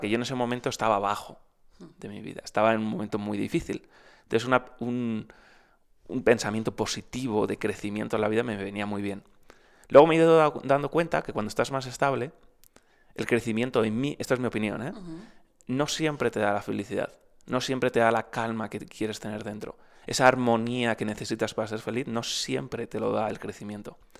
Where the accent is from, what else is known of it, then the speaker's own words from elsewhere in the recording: Madrid, Community of Madrid, Spain; Madrid, que es de donde soy